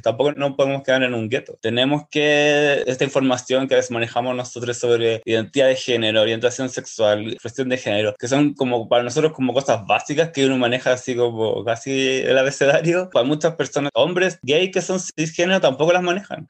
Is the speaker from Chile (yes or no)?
yes; Santiago, Santiago Metropolitan Region, Chile; also born or lived in Pedro Aguirre Cerda; nací en el año 82 en la comuna de Pedro Aguirre Cerda. Ahí viví como hasta los 8 o 9 años y me fui a vivir a Macul, cuando mis papás se separaron. En Macul como que viví caleta de años, viví como 20